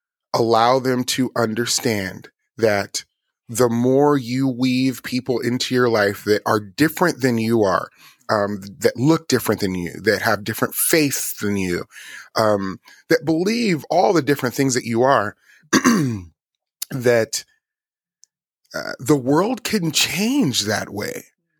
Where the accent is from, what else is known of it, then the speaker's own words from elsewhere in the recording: Las Vegas, Nevada, United States; And of course, I grew up in Las Vegas. I was raised around hip hop and all of these things and gospel music